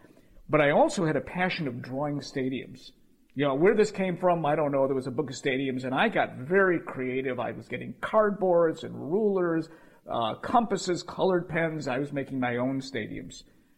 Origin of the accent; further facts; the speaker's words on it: Chicago, Illinois, United States; I grew up in Albany Park, where a bunch of kids would get together on summer evenings.